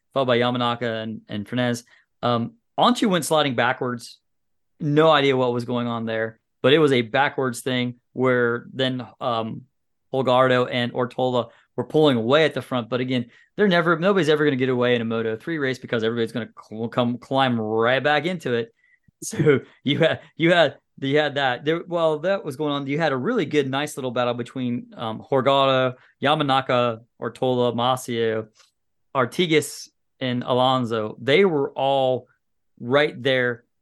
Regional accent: United States; as an American

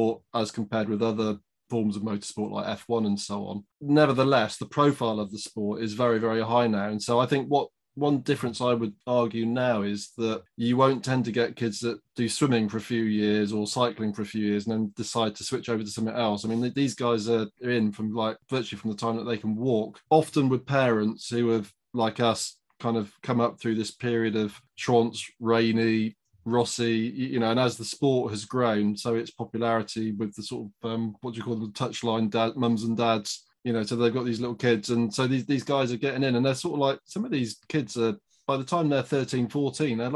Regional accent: United Kingdom; a British person

